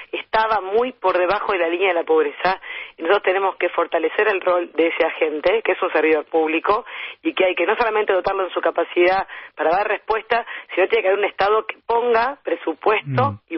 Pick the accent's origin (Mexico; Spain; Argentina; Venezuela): Argentina; Buenos Aires Province; somos de Ramos. Somos muy localistas, somos muy buenos, somos localistas, orgullosamente bonaerenses.